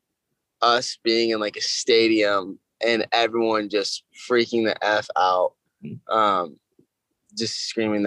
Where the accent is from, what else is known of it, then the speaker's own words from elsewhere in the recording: Orange County, California, United States; we filmed it in my hometown and went to my favorite taco shop and went to the roller rink that I grew up going